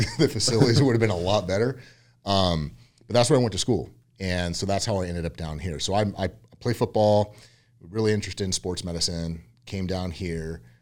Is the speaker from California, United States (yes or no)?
yes; Yucca Valley, California, United States; also born or lived in Westlake, California; I was born and raised in California, um, originally from a little small town called Yucca Valley out near Palm Springs